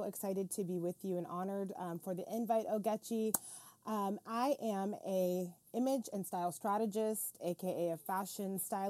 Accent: Florida, United States; It's so funny because I grew up in a really small town, and the funny part is my dad was a pastor and a cowboy

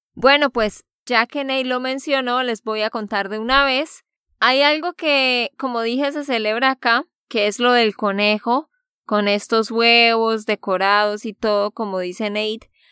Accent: Santander, Colombia; de Santander, Colombia

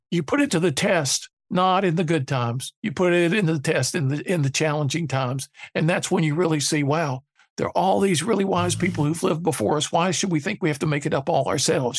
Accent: Durham, North Carolina, United States; growing up in Durham, North Carolina

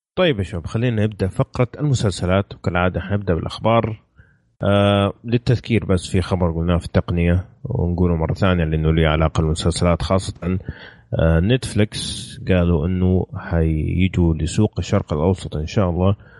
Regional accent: Saudi Arabia; عندنا في السعوديه

